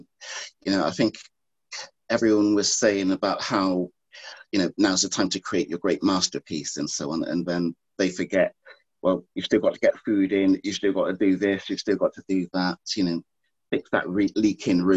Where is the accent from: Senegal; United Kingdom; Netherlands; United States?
United Kingdom; Bristol, South West England; I'm from Bristol.